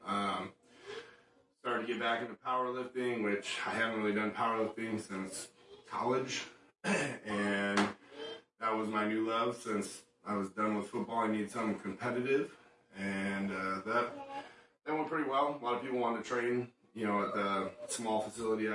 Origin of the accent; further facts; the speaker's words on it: Chicago, Illinois, United States; I grew up in Chicago